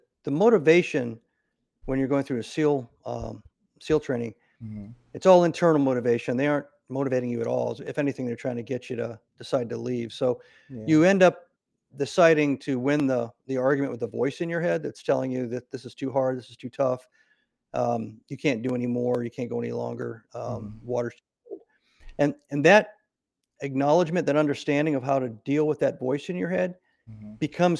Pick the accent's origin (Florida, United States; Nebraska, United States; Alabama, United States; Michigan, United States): Nebraska, United States; So I grew up in Nebraska, and after my parents got divorced, I ended up traveling a lot of places before I graduated high school.